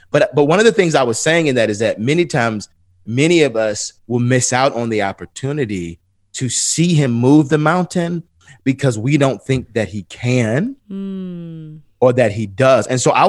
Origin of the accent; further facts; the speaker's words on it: Atlanta, Georgia, United States; I'm from the east side of Atlanta.